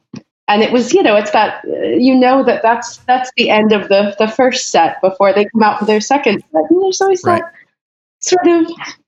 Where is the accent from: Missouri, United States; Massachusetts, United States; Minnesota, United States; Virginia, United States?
Missouri, United States; also born or lived in New York / Georgia; now in California, United States; I grew up in Missouri, so I know about sledding.